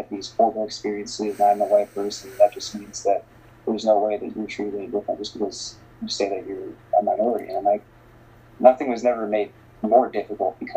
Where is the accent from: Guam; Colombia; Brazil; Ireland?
Colombia; Bogotá, Bogotá Capital District; born there; I always knew I was adopted. I always knew that I was born in Bogota, Colombia.